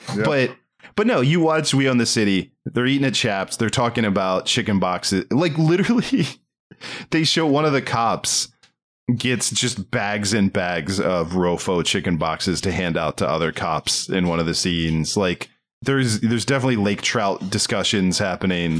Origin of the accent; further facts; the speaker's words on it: Maryland, United States; I can't do that accent, and I grew up in Maryland